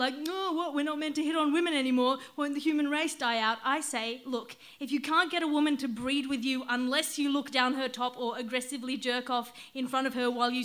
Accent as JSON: {"language": "English", "country": "Australia", "said": "As an Australian"}